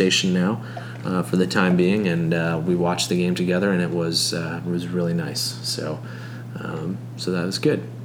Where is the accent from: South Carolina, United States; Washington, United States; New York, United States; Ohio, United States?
New York, United States; Red Creek; growing up in Red Creek, New York